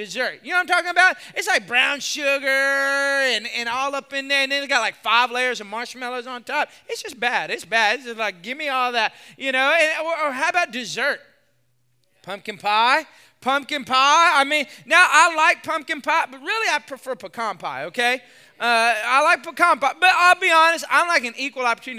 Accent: Texas, United States; I'm from Texas

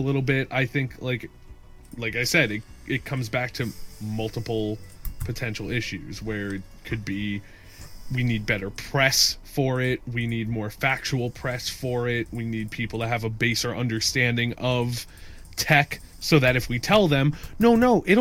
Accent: Northeast, United States; We grew up in the Northeast

